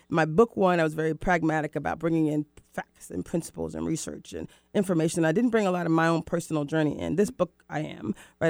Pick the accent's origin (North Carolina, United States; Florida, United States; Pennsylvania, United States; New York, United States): Florida, United States; moved away as an adult; also born or lived in Mexico / Rio de Janeiro, Brazil; now in Seattle, United States; I was born in Florida